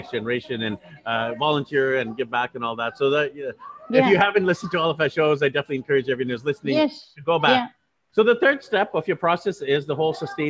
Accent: Canada; moved away; my background is actually Indian. My parents immigrated to Canada, so I'm actually born and raised in Canada

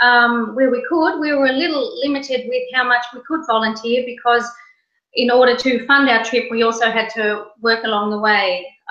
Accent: Australia; now in Moncton, Canada; Well, I'm actually a wannabe Canadian. I was born in Australia, and I'm in the process of filing my paperwork to become a full-time Canadian.

